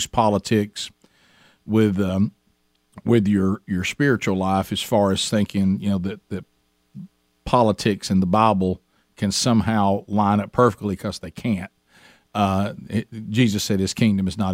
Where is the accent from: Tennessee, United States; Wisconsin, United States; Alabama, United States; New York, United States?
Alabama, United States; our families, where we grew up in Alabama, went through this same process